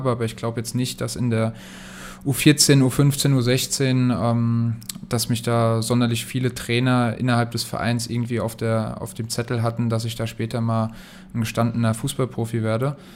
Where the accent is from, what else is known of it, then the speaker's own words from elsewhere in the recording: Kaiserslautern, Rhineland-Palatinate, Germany; Jeder, der mich kennt, weiß, ich komme aus Lautern ich habe noch andere Zeiten als kleiner Junge, als Fan miterlebt vom FCK